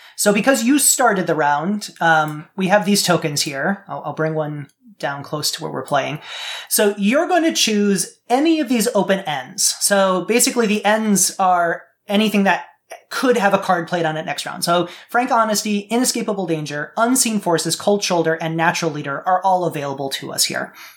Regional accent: Midwest, United States; I grew up in the Midwest

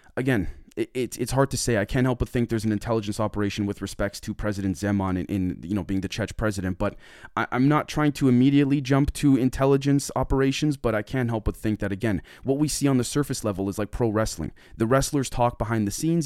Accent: Canada; I'm from Canada

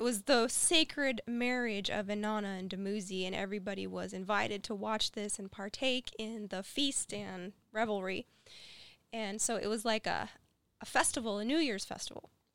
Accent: West Virginia, United States; We're from West Virginia

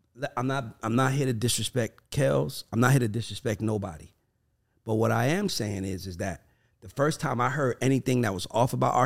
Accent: the South, United States; I'm from the South

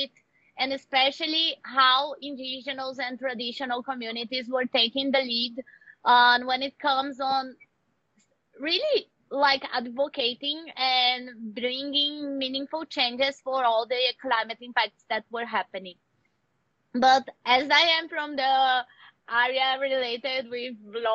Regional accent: Brasília, Federal District, Brazil; I was born in the city and in the capital of Brazil.

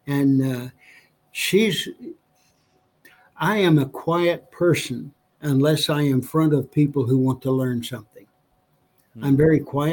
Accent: New Mexico, United States; My wife and I both born and raised in New Mexico.

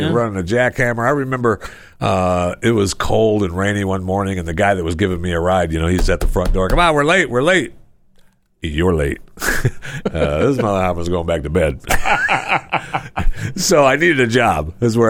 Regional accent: Florida, United States; I mean, I'm from Florida.

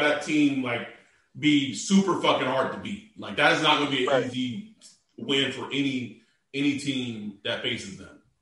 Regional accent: Texas, United States; I was born in Texas.

